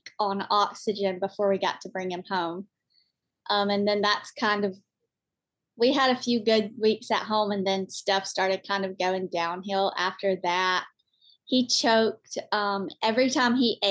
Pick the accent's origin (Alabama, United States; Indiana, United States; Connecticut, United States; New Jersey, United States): Alabama, United States; also born or lived in Florence, Alabama; we're from Alabama. We live in Florence, Alabama.